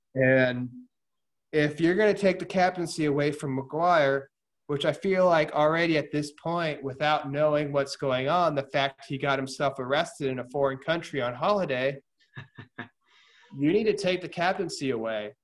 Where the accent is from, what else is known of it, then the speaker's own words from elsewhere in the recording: United States; I'm American